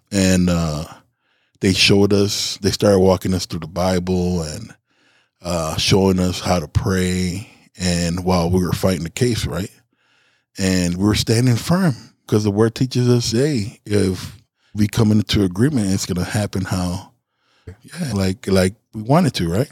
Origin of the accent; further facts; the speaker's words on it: Chicago, Illinois, United States; I'm not from here. I'm from Chicago.